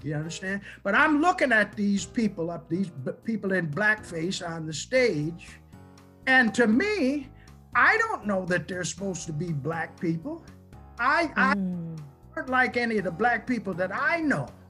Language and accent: English; Olean, New York, United States; my hometown